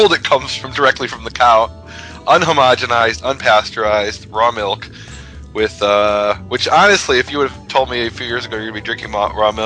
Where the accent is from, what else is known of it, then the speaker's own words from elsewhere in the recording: Jerusalem, Jerusalem District, Israel; now in Texas, United States; I've just gotten back to Texas, and now I'm about to head to Israel, to my hometown of Jerusalem